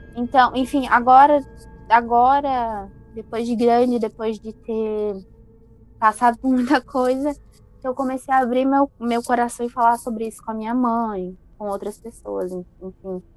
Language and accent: Portuguese; Florianópolis, Santa Catarina, Brazil; also born or lived in Rio Grande do Sul; eu sou gaúcha. E eu me mudei para Floripa logo após o falecimento da minha avó. Uhum. Eu tinha seis anos quando eu cheguei em Floripa.